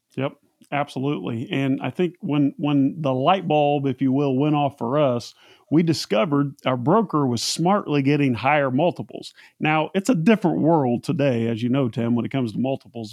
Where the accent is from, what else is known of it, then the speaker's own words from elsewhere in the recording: Central Indiana, United States; I'm from Central Indiana. Just happened to be the exact same small town that Seth is from